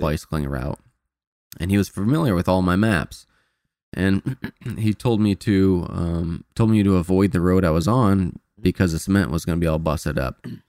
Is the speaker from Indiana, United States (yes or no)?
yes; Indiana, United States; moved away; I'm from Indiana